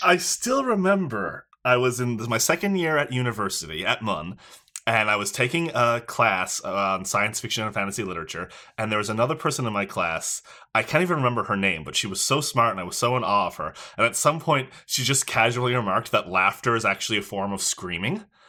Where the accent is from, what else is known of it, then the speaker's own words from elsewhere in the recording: Newfoundland and Labrador, Canada; moved away as an adult; now in Toronto, Canada; I am also from Newfoundland originally, although I've been up here in Toronto for about